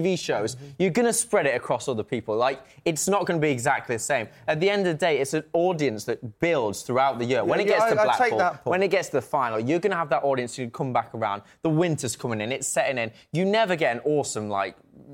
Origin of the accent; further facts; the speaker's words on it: United Kingdom; We're British